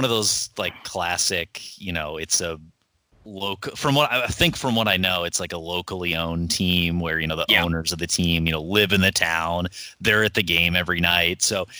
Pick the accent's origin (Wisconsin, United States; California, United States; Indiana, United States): Wisconsin, United States; Milwaukee; I grew up in the Milwaukee area.